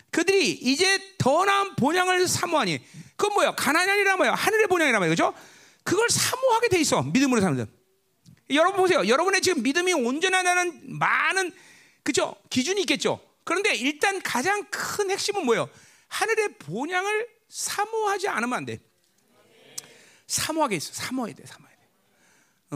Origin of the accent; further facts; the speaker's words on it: Ganghwa, Incheon, South Korea; moved away; 내 고향은 가, 강한데